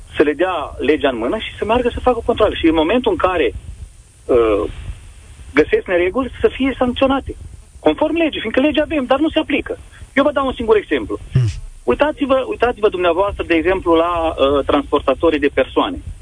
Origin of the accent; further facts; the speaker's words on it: Romania; Noi suntem români